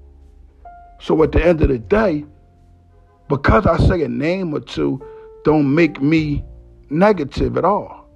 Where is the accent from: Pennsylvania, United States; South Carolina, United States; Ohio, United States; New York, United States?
Pennsylvania, United States; Philadelphia; I was raised in Philadelphia. Family come from all parts of North Philadelphia.